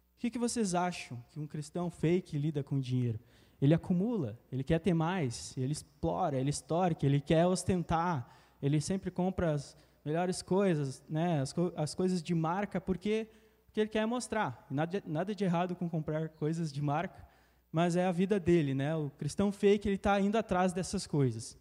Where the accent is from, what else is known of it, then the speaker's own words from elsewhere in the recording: Passo Fundo, Rio Grande do Sul, Brazil; moved away; sou de Passo Fundo, Tchê, e morava com a minha família e tal